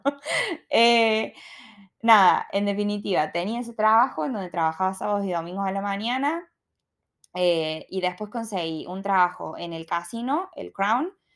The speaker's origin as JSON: {"language": "Spanish", "country": "Argentina", "also_born_or_lived": "Sydney, Australia", "moved": "as an adult", "lives_now": "Melbourne, Australia"}